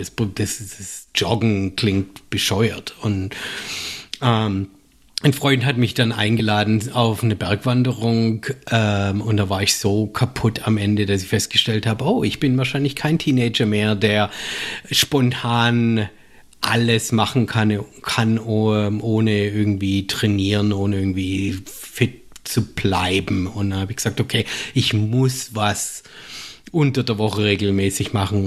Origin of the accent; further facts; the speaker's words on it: Germany; accent: German; now in United States; als Deutscher